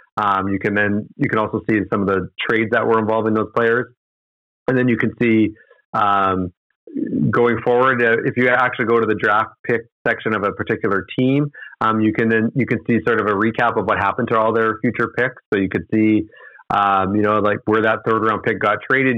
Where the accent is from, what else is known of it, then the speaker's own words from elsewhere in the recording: Edmonton, Alberta, Canada; growing up in Edmonton, I was a big fan of the Pipeline Show